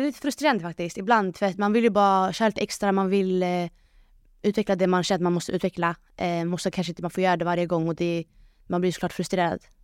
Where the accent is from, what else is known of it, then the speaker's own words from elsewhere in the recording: Sweden; jag som invandrare, invandrartjej eh, från förorten